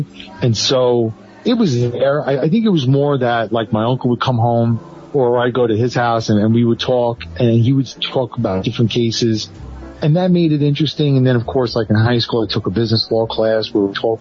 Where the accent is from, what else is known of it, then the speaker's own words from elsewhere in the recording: New York City, New York, United States; I grew up in the Bronx